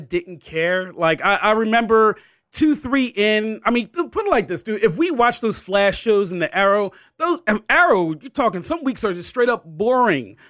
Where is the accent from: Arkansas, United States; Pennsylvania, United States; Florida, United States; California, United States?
Pennsylvania, United States; the Philly region; we are from the Philly region